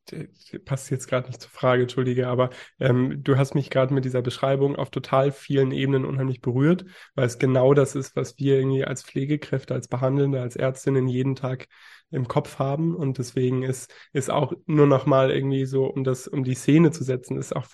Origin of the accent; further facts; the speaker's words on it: Berlin, Germany; born there; also born or lived in Bonn; now in Hamburg, Germany; Ich bin 21 Jahre jung, gebürtiger Berliner. Ähm, bin dann irgendwann nach Bonn gezogen und habe da dann meine Schullaufbahn beendet und wohne jetzt mittlerweile im schönen Hamburg